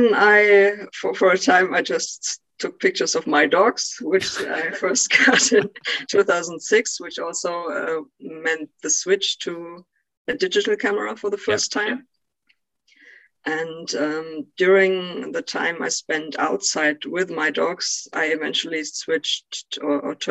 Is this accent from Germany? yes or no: yes; eastern Germany, Germany; I grew up in Eastern Germany.